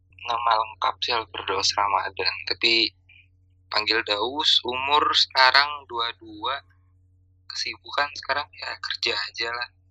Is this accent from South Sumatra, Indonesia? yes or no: yes; Palembang, South Sumatra, Indonesia; moved away; kita, orang Palembang